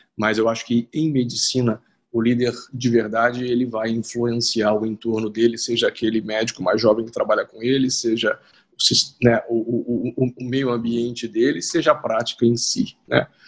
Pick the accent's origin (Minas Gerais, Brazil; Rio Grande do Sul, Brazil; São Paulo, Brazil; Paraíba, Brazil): Minas Gerais, Brazil; Juiz de Fora; moved away as an adult; also born or lived in Rio de Janeiro; eu sou de Juiz de Fora